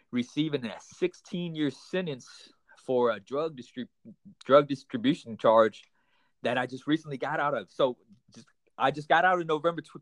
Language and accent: English; Houston, Texas, United States; also born or lived in Panama City; I'm I'm I'm Vietnamese American, so I was born here in the states. Actually, I was born in Panama City. We uh, moved over to Houston, Texas, at an early young age. So I've been born and raised. I mean, I've been raised up in Houston, Texas, for the majority of my life.